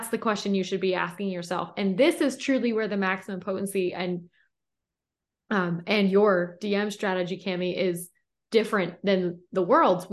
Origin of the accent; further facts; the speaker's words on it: Philadelphia, Pennsylvania, United States; I'm from Philly. And so I got that little East Coast intensity behind me.